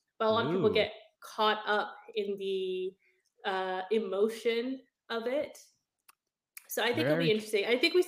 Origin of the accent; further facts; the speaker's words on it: Canada; So I'm a Canadian lawyer. We don't have district attorneys, but what I understand is that district DA offices prosecute like criminals on behalf of the district. In Canada, our version of that is basically called a crown attorney